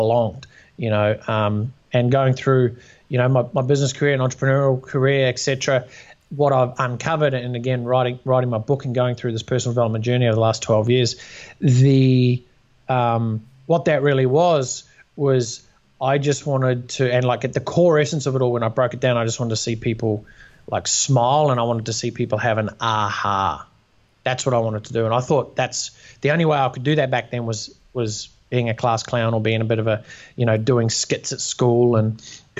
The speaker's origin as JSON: {"language": "English", "country": "New Zealand", "tie": "born or raised there", "also_born_or_lived": "Australia"}